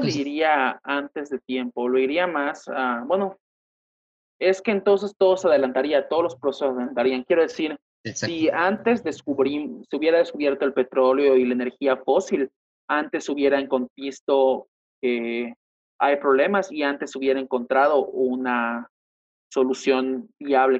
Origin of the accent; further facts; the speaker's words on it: Yucatán, Mexico; yo que soy de Yucatán, pues tengo más apego a la cultura maya